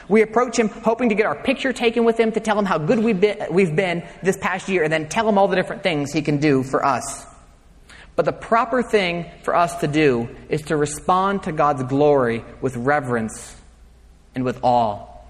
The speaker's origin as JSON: {"language": "English", "country": "United States", "said": "we, as 21st century Americans"}